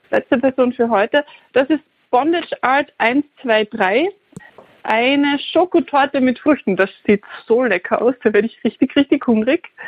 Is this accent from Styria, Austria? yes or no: yes; Styria, Austria; Das hat mich sehr, sehr happy gemacht als Steirerin. Für uns wachsen richtig viele Kürbisse.